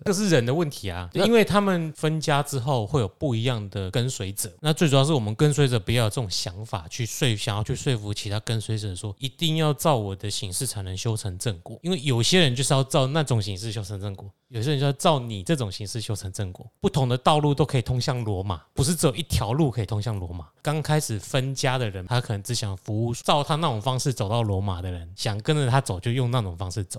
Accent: Taiwan; 我们台湾人应该比较容易懂

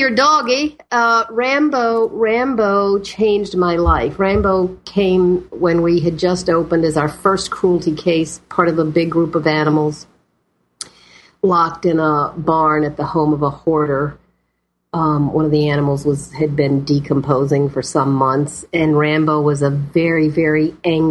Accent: the South, United States; moved away as an adult; also born or lived in Boston; I was from the South

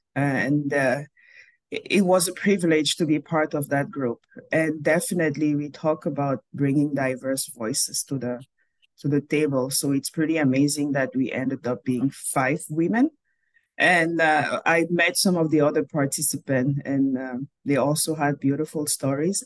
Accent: Cameroon; moved away as an adult; also born or lived in Montreal, Canada / Calgary, Canada; now in Manitoba, Canada; I was born and raised in Cameroon.

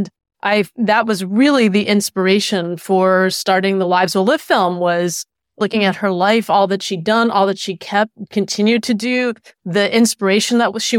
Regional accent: Philadelphia, Pennsylvania, United States; also born or lived in Florida; I was born in Philadelphia and lived there for many years, and then moved to Florida, and was lucky enough actually to live with my grandparents

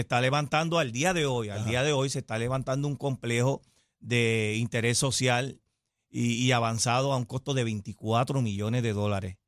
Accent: Cataño, Puerto Rico; Yo soy nacido y criado en Cataño y he vivido la mayor parte de mi vida eh, en Cataño.

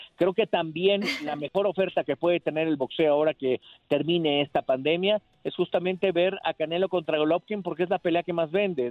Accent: Mexico; como latinos, como mexicanos

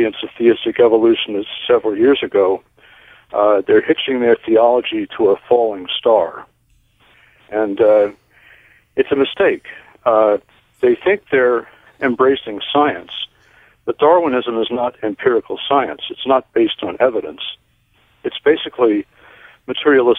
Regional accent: Northeast, United States; When I grew up in the Northeast

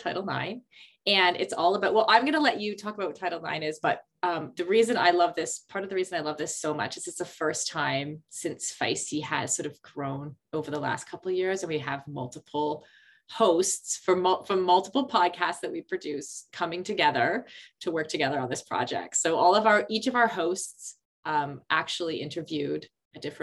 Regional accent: Canada; as a Canadian kid

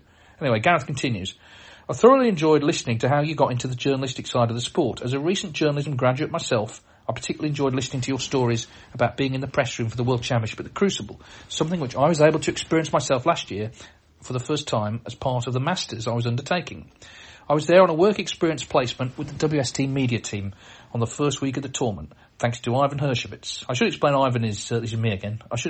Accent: Wales, United Kingdom; I'm from South Wales, so a trip down to Cardiff became almost an annual tradition too.

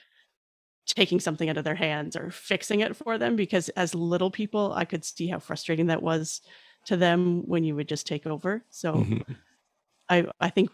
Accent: Canada; as a Canadian

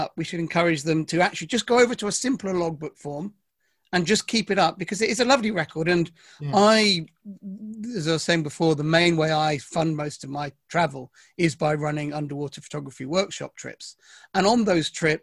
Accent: Devon, South West England, United Kingdom; And actually I grew up in Devon.

